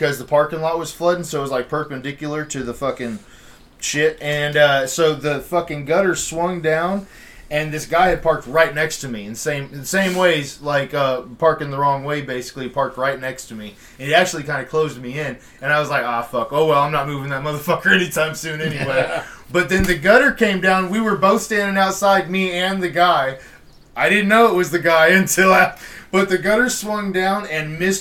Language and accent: English; Houston, Texas, United States; growing up in Houston